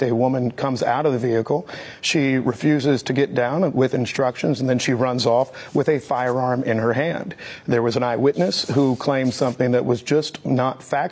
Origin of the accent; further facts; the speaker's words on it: Missouri, United States; when I was growing up in Missouri